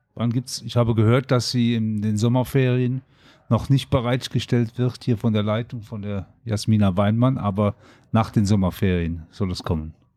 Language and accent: German; Germany; Ich bin Deutscher